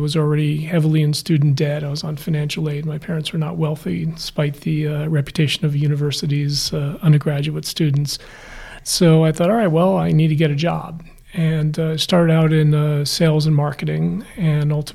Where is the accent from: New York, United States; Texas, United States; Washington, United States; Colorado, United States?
New York, United States; New Rochelle; moved away as an adult; also born or lived in Southern California; now in Los Angeles, United States; I grew up in New York, just outside Manhattan, Westchester County, a city called New Rochelle